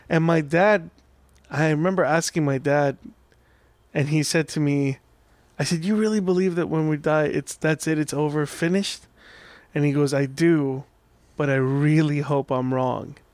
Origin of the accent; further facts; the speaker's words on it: Orange County, California, United States; also born or lived in Iran; I grew up in Orange County